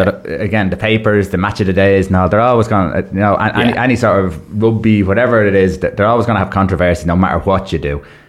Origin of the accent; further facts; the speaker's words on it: Ireland; obviously we're Irish